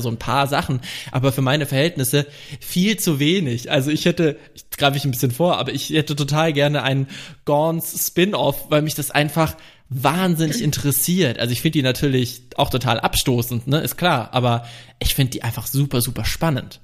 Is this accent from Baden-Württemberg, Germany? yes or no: no; Franconia, Bavaria, Germany; moved away; ich komme ja vom Dorf, vom fränkischen Dorf